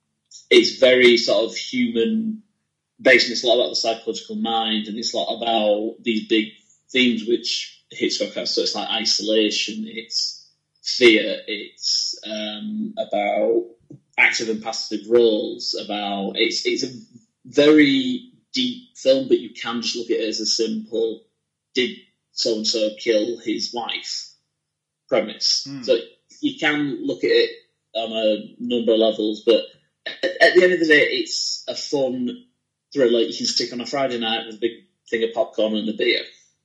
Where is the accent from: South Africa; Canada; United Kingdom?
United Kingdom; Leeds, Yorkshire and the Humber